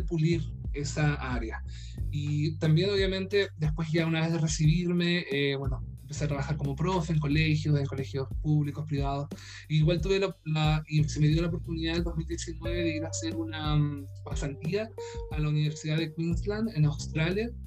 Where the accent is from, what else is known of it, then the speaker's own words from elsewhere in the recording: Punta Arenas, Magallanes and Chilean Antarctica, Chile; Soy chileno, eh, soy de Punta Arenas, del sur de Chile